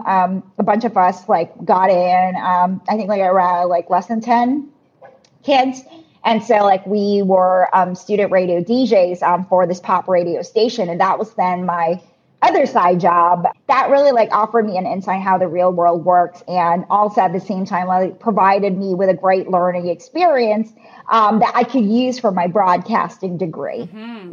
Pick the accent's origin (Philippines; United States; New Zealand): Philippines; moved away as an adult; also born or lived in Singapore; now in Canada; proudly born and raised in the Philippines